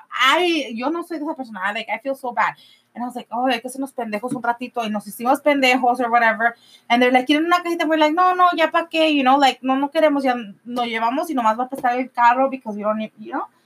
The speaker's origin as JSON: {"language": "English", "region": "California", "country": "United States", "said": "I'm from California."}